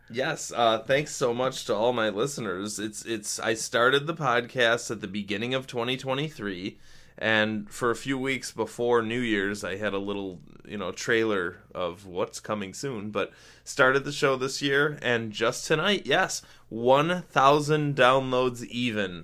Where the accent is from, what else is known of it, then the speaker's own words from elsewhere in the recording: Rochester, New York, United States; in my hometown in rochester we constantly constantly have these Hail Mary plays